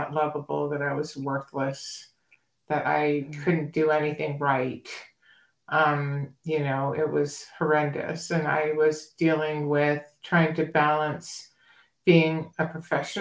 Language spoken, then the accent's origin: English; New Hampshire, United States; moved away as an adult; also born or lived in Massachusetts / Boston / San Diego, California; now in Arizona, United States; I grew up in New Hampshire and, kind of small town by the coastline.